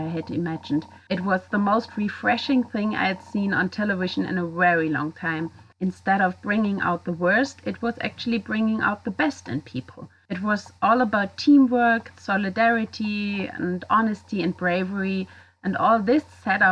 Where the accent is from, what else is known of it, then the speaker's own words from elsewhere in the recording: Germany; I'm from Germany